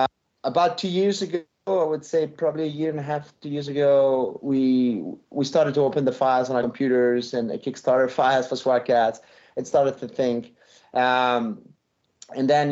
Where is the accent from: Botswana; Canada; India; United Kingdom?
Canada; Montreal, Quebec; accent: French; English is a second language; moved away as an adult; now in United States; we grew up in Montreal reading French comics and watching American TV